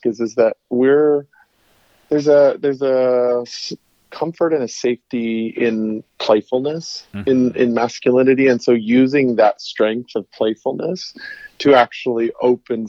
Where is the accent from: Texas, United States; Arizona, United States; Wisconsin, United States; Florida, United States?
Arizona, United States; Tucson; And my hometown.